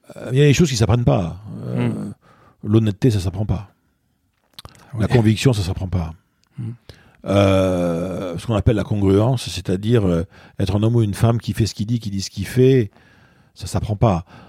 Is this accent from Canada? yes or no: no; Bordeaux, Nouvelle-Aquitaine, France; moved away as an adult; also born or lived in Basque Country; now in Paris, France; je suis bordelais d'origine, je suis né à Bordeaux. J'ai grandi enfant, tout petit garçon, j'étais dans le Pays Basque chez mes grands-parents. Et j'ai fait toute ma scolarité vraiment à Bordeaux.